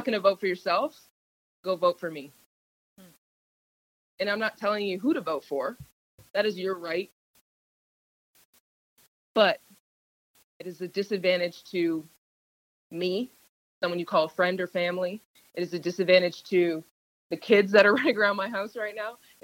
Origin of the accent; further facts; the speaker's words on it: Canada; now in Indianapolis, United States; I'm Canadian. Yes, I was born in Canada, but I live here